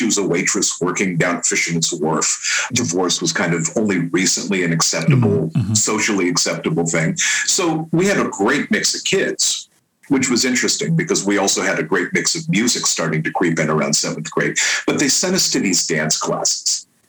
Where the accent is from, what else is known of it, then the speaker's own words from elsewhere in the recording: San Francisco, California, United States; now in East Bay, United States; I was born and raised in San Francisco.